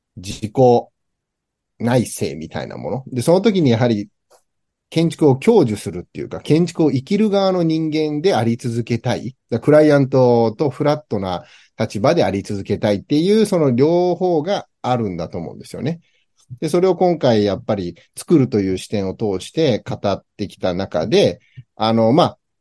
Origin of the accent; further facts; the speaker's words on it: United States; moved away; 僕自身、アメリカで生まれてる